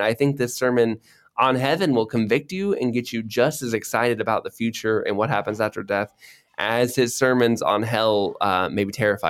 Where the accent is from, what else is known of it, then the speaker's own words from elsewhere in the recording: Florida, United States; moved away as an adult; also born or lived in Cambodia; now in Indonesia; I grew up in Florida where it always has rain.